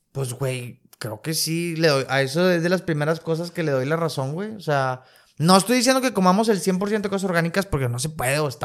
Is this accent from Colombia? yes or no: no; Mexico; Pues como buen mexicano, le, le metes más carbohidrato sobre carbohidrato sobre